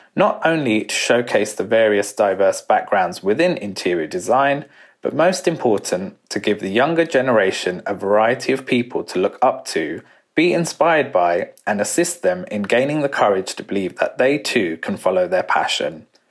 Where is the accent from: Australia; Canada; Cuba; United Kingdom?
United Kingdom; growing up as a British-born Indian